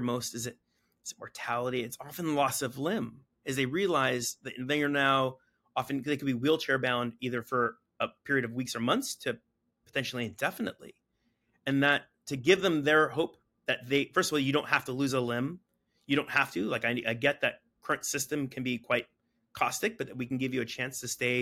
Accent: San Diego, California, United States; I grew up in San Diego

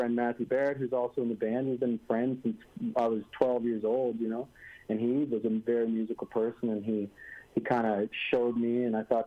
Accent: Nunatsiavut, Newfoundland and Labrador, Canada; we're three of us, like you said, are Inuit. We're from Nunatsiavut region, which is the northern region of Labrador

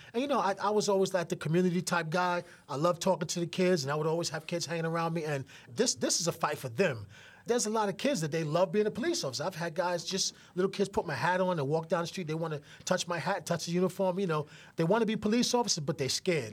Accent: New York City, New York, United States; I grew up literally right near Yankee Stadium, one hundred seventeen Grand Concourse

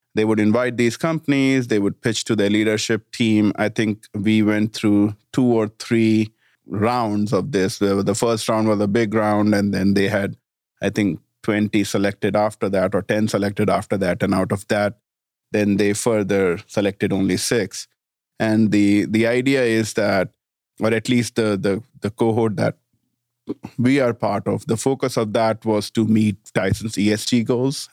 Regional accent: India; also born or lived in Washington, D.C. / Denver / Florida; now in Bentonville, United States; small town in India

